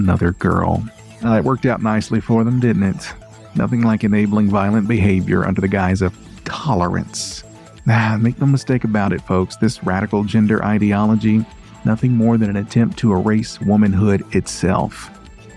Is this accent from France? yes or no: no; United States; I can't say that I'm not proud of my home state